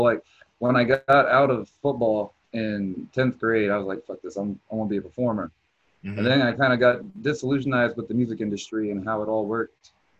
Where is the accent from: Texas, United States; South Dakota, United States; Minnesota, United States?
Texas, United States; Houston; also born or lived in Terre Haute, Indiana; now in Indianapolis, United States; originally Houston, Texas. Now I live in Indianapolis. Lived in Terre Haute, Indiana for a while before that.